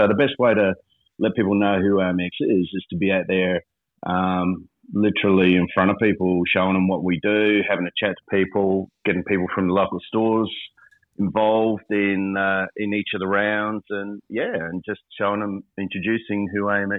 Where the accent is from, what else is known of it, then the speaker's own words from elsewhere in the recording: Victoria, Australia; we come from Vic, right